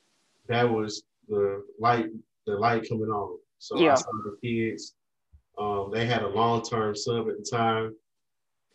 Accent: Vicksburg, Mississippi, United States; an elementary school in Vicksburg, my hometown.

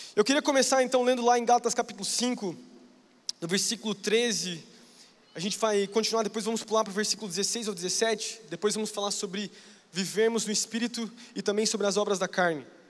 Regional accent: Londrina, Paraná, Brazil; Eu sou lá do Paraná, de Londrina

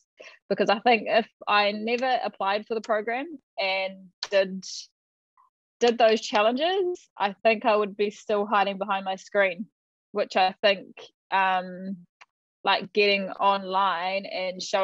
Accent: Te Teko, Bay of Plenty, New Zealand; also born or lived in Tauranga / Onepu; brought up in and around Te Tiko

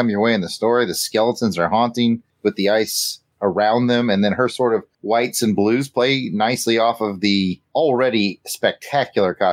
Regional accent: Indiana, United States; I'm from Indiana

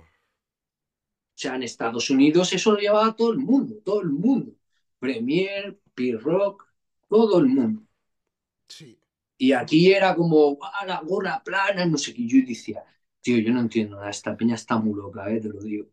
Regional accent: El Prat de Llobregat, Catalonia, Spain; yo vivía en un barrio, hermano, tú sabes, yo, vengo de San Come.

